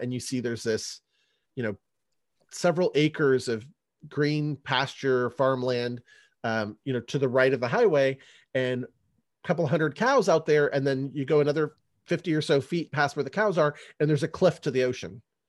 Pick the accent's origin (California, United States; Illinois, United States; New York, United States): California, United States; San Francisco Bay Area; moved away; I grew up in the San Francisco Bay Area, and I still have family out there.